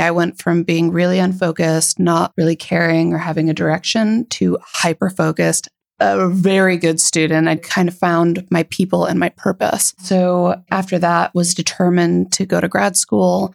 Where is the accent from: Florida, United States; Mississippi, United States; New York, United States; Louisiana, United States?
Florida, United States; moved away as an adult; also born or lived in Toronto, Canada / Chicago, United States; now in Berlin, Germany; I was born in Toronto, Canada. I grew up there just for a few years and then moved to the US with my parents to Florida